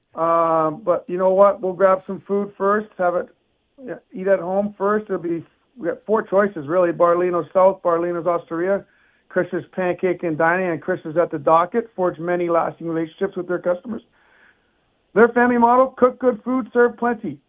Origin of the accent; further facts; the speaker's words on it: Canada; now in United States; Canadian, which I am